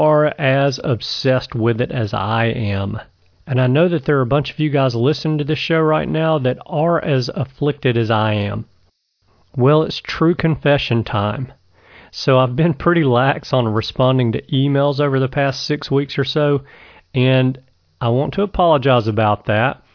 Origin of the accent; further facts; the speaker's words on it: Alabama, United States; my home state of Alabama